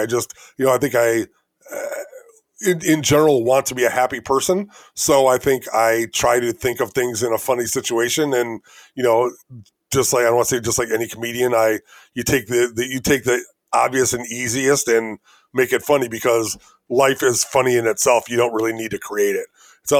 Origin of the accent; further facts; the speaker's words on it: Elgin, Illinois, United States; I'm from Elgin, Illinois.